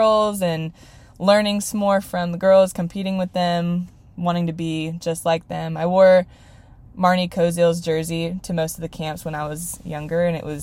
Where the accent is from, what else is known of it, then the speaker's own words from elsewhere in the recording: Redmond, Washington, United States; I'm from Redmond, Washington